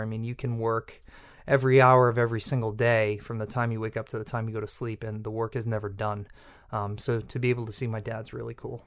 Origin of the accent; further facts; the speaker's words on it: Peabody, Massachusetts, United States; I grew up in Peabody, Massachusetts, on the North Shore